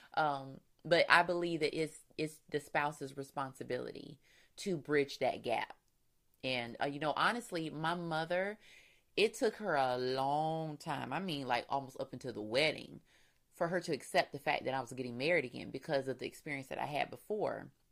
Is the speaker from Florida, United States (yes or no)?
yes; Florida, United States; We're from Florida, so you know, not much season change goes on there.